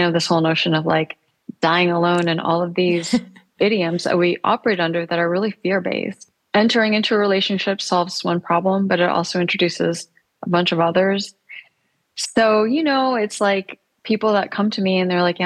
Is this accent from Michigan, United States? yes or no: yes; Michigan, United States; now in New York City, United States; I grew up in Michigan